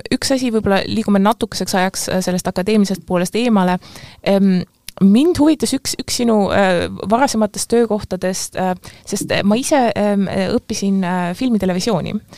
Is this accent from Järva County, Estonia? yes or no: no; Pärnu, Pärnu County, Estonia; ma ise olen ka pärnakas